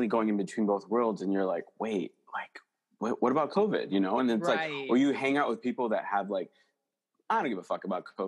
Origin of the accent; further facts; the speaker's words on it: United States; I'm American